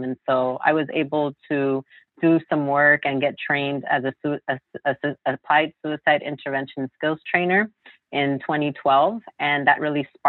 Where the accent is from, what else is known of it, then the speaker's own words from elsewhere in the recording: Los Angeles, California, United States; I'm actually born and raised in Los Angeles, in South